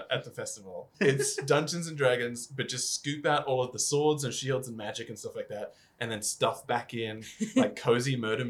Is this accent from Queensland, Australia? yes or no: yes; North Queensland, Australia; When I grew up playing it in North Queensland